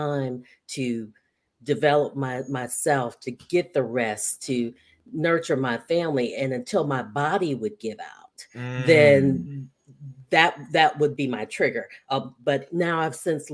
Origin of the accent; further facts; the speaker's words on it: Detroit, Michigan, United States; now in South Carolina, United States; So I am a Detroiter, stranded in the South. So I currently reside in South Carolina.